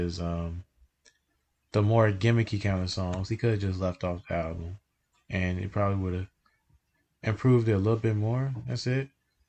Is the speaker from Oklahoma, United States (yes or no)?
no; Chicago, Illinois, United States; my hometown